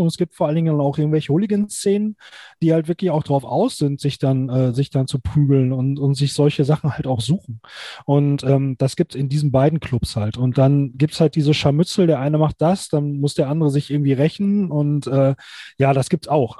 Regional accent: Duisburg, North Rhine-Westphalia, Germany; now in Gelsenkirchen, Germany; ich bin halt eigentlich nicht in Gelsenkirchen geboren, ich bin aus Duisburg

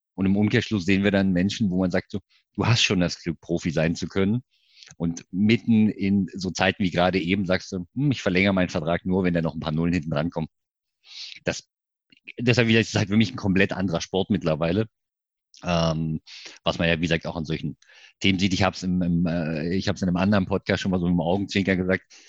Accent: Görlitz, Saxony, Germany; now in Leipzig, Germany; wohnhaft in Leipzig, gebürtiger Görlitzer. Das heißt Ossi wirklich

